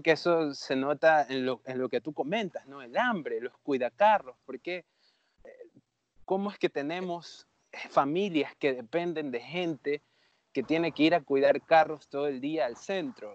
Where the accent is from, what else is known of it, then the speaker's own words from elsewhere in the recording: Babahoyo, Los Ríos, Ecuador; yo originalmente soy de Babahoyo